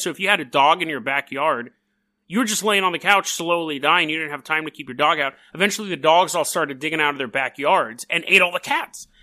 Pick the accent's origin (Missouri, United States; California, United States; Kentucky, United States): California, United States; I'm from California.